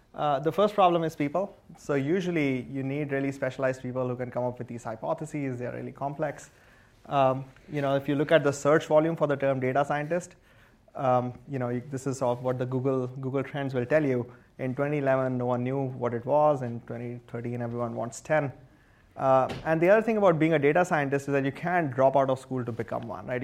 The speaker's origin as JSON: {"language": "English", "country": "India", "tie": "born or raised there", "moved": "as an adult", "lives_now": "United States", "said": "I grew up in India and I was an electrical engineer there"}